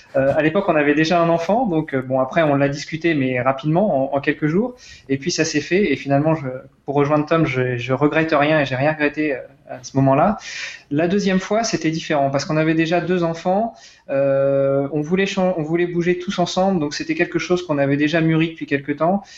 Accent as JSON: {"language": "French", "town": "Rouen", "region": "Normandy", "country": "France", "also_born_or_lived": "Luxembourg", "moved": "yes", "said": "je suis de Rouen"}